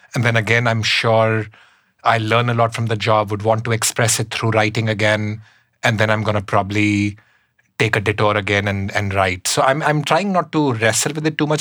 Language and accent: English; Shimla, Himachal Pradesh, India; moved away as an adult; now in New York City, United States; i grew up up in the himalayas in shimla in india